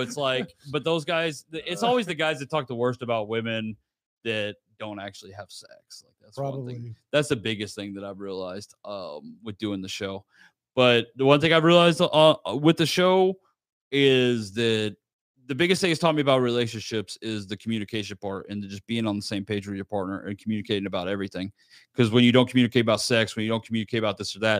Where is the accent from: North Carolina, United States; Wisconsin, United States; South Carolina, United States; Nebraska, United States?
Nebraska, United States; now in San Antonio, United States; I'm from Nebraska